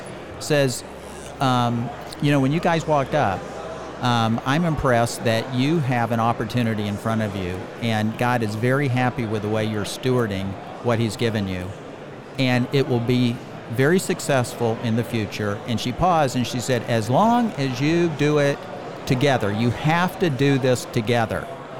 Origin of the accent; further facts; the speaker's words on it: Leesburg, Florida, United States; Leesburg, Florida.